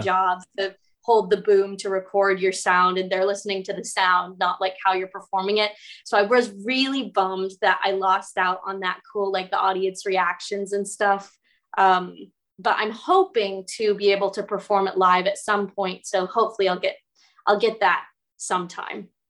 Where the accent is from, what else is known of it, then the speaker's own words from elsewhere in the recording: United States; moved away as an adult; now in United Kingdom; an American living in the UK